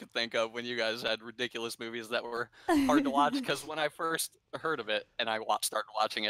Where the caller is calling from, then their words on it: Fort Wayne, Indiana, United States; I'm calling in from Fort Wayne.